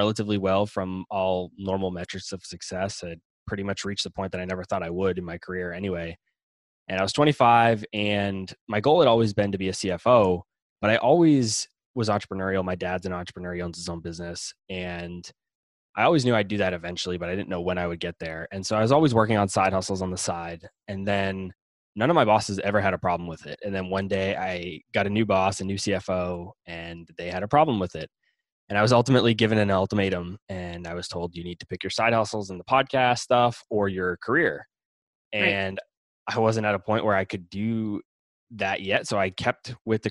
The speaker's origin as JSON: {"language": "English", "town": "Boston", "region": "Massachusetts", "country": "United States", "said": "I'm from Boston"}